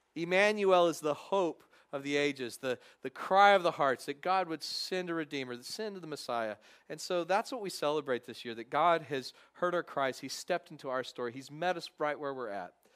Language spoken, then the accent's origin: English; Texas, United States; now in Covington, United States; growing up in Texas, you had to watch the, the obligatory Cowboys game